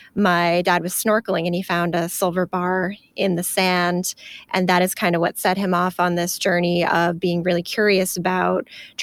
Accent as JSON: {"language": "English", "region": "Maine", "country": "United States", "tie": "born or raised there", "said": "I grew up here in Maine. I was born in Maine."}